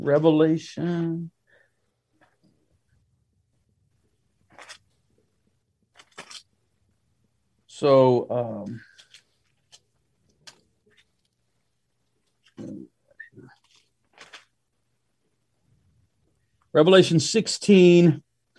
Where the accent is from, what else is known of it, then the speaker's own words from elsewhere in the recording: United States; it happens to be a United States passport because that's what I am